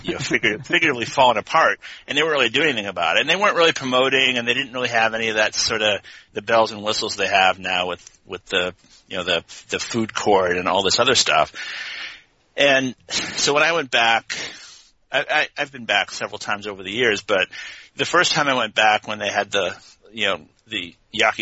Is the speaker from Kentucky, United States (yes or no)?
no; Connecticut, United States; moved away as an adult; also born or lived in Boston / Oregon; now in Corvallis, United States; I grew up in Connecticut